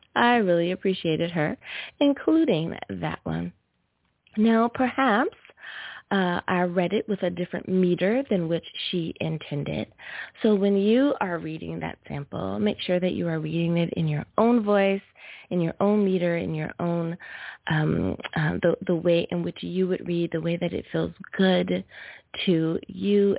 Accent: United States; my home country, good old USFA

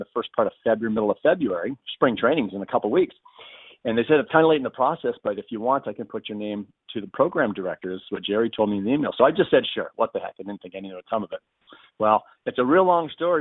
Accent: Canada; a Canadian who had played in the big league.

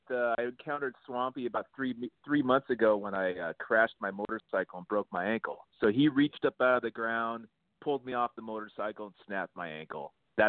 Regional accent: Los Angeles, California, United States; when I was a child and I grew up in that area and we would go ride our bicycles down there. And it was a stagnant sort of concrete gutter of the Los Angeles.

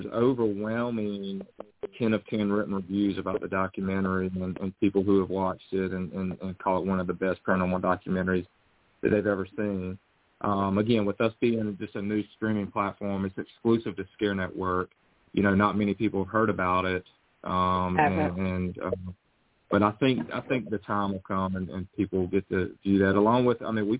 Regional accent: North Carolina, United States; also born or lived in Los Angeles, California; I'm from North Carolina. You can probably tell from the accent

